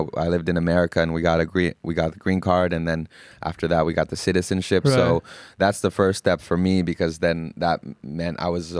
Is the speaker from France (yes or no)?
no; Finland; now in United States; I am. I was born in Finland and went through high school and middle school.